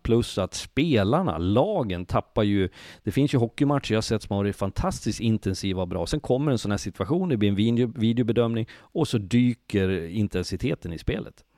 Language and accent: Swedish; Leksand, Dalarna County, Sweden; jag kommer från Leksand